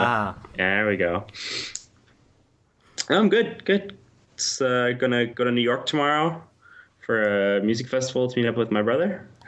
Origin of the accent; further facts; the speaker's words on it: Vancouver, British Columbia, Canada; I'm from Vancouver